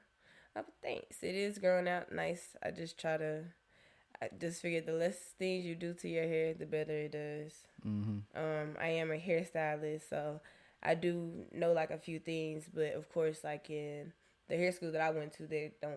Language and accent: English; Memphis, Tennessee, United States; born or raised there; also born or lived in Mississippi / Florida